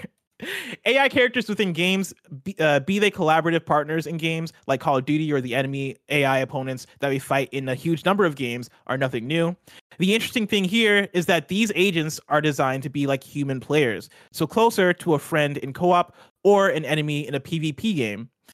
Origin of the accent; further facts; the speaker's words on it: United States; we're American.